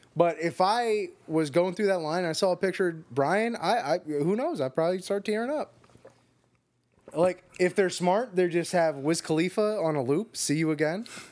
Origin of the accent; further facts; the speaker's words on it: Florida, United States; I grew up in Florida